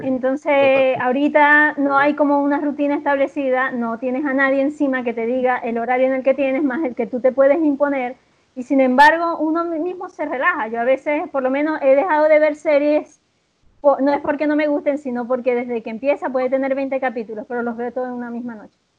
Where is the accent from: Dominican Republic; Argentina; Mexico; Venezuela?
Venezuela; moved away as an adult; now in Chile; Soy una venezolana que vive en Chile desde hace dos años y un poco más